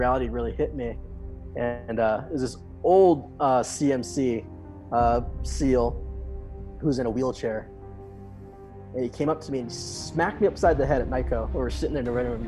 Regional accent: Honolulu, Hawaii, United States; I was born and raised in Honolulu, Hawaii

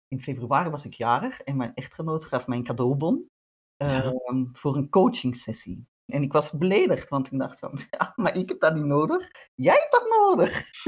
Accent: Utrecht, Netherlands; accent: Dutch; moved away as an adult; also born or lived in Antwerp, Belgium / Bornem, Belgium; now in Mechelen, Belgium; ik ben inderdaad ja, geboren in Nederland, in Utrecht

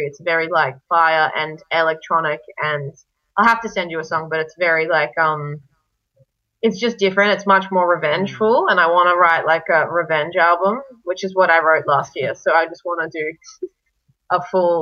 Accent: Brisbane, Queensland, Australia; also born or lived in Serbia; I'm Serbian and I was raised in Brisbane

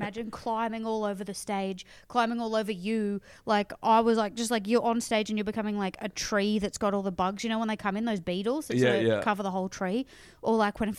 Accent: Townsville, Queensland, Australia; I'm from Townsville

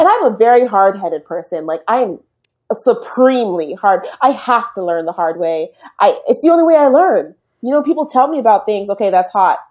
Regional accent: Berkeley, California, United States; first language English; moved away as an adult; now in Canada; in California. Berkeley

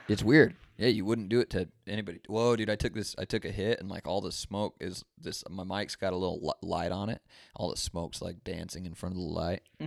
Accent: Fresno, California, United States; also born or lived in Utah; I was born in Utah, moved to pretty much Fresno

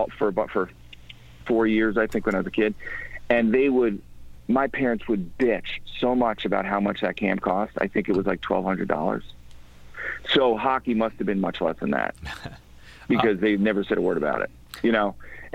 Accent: Midwest, United States; even where I grew up in the Midwest, it wasn't as elite like that.

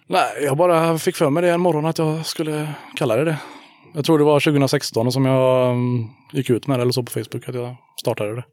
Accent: Hyssna, Västra Götaland, Sweden; also born or lived in Björketorp / Kinna; now in Haratången, Sweden; född i Hyssna, ja. ja. Sen bodde jag ett tag i Björketorp, sen Kinna och nu bor jag i Haratången

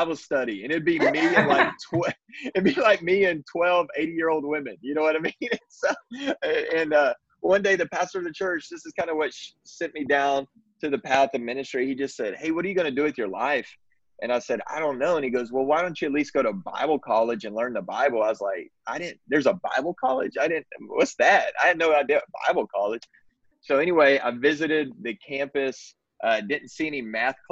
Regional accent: Texas, United States; I grew up in Texas, still reside in Texas.

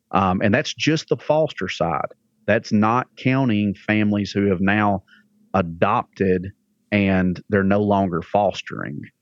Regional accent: Alabama, United States; accent: redneck; now in Lebanon, Tennessee, United States; I'm from Alabama originally.

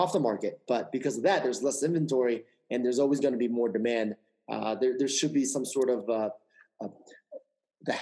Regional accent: New York, United States; I'm a New York guy. I'm a New Yorker

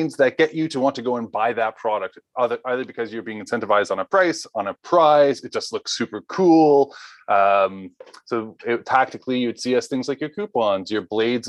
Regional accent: Thornhill, Ontario, Canada; also born or lived in Quebec; now in Toronto, Canada; I grew up just outside Toronto. I'm actually from Thornhill

